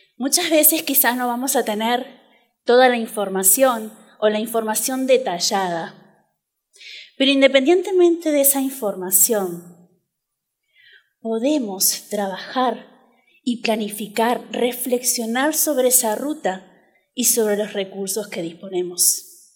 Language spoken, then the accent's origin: Spanish; Uruguay; moved away as an adult; nací en Uruguay hace algunos años